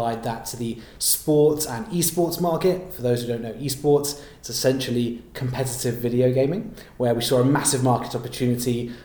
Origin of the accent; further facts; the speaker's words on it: London, United Kingdom; also born or lived in Nottingham; I was born and raised in London, and apart from studying in Nottingham for an undergraduate for 3 years, I've always been here